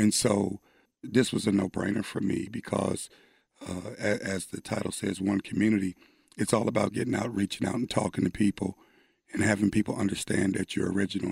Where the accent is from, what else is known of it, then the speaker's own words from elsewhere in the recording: Ohio, United States; moved away as an adult; also born or lived in Oklahoma; now in Dallas, United States; as a kid growing up in Ohio